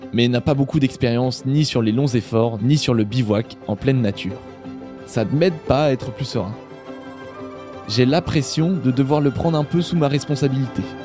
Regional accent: Normandy, France; je suis normand à l'origine

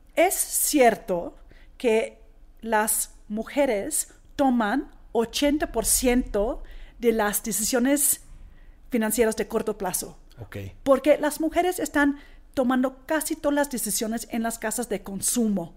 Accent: Australia; Spanish is a second language; moved away as an adult; now in Mexico; yo soy originalmente de Australia. Australia. De una familia australiana griega.

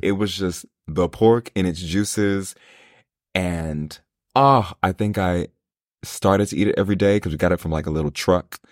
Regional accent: New York, United States; I grew up in New York, so huge Italian presence.

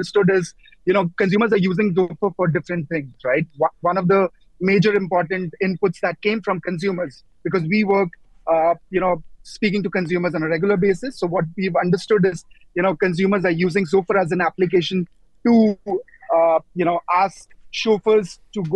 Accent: India; now in United Arab Emirates; I come from India

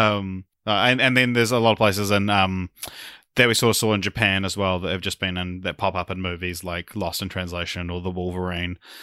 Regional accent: New Zealand; as a Kiwi

